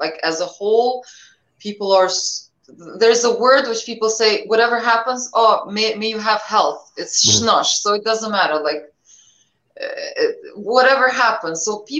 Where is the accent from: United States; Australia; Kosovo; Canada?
Kosovo; Pristina; English is a second language; Yeah, well, you know, since I remember myself, I remember the war, you know, on and off.